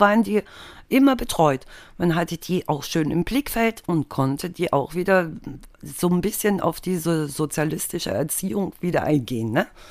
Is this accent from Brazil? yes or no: no; East Germany, Germany; ich bin im Osten aufgewachsen und da war das Schulsystem natürlich schon mal komplett anders